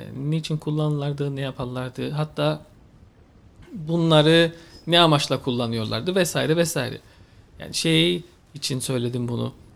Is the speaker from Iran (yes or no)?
no; Cyprus; Kıbrıs'a geldim. Kıbrıs'ta doğdum.